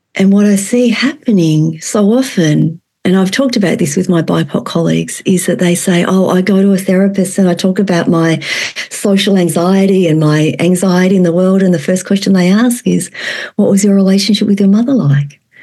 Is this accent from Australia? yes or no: yes; Australia; moved away as an adult; also born or lived in Vietnam; now in Fairbanks, United States; And I was born in Vietnam and raised in Australia. I'm a former child refugee.